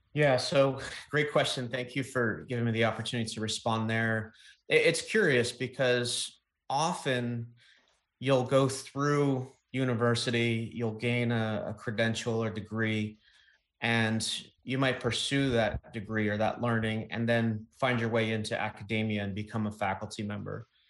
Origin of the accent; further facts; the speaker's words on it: East Coast, United States; growing up on the East Coast